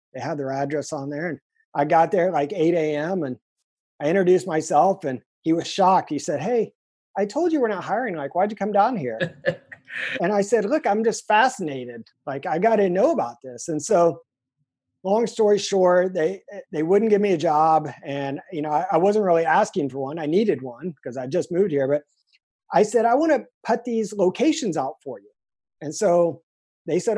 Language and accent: English; Indiana, United States; moved away as an adult; now in San Diego, United States; I'm from Indiana